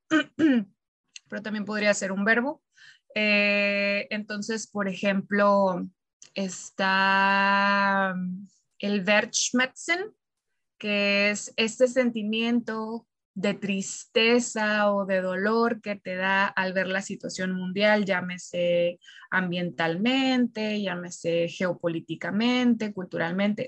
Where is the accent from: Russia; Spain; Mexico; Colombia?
Mexico; siendo nosotros mexicanos, nosotros no hablamos un dialecto español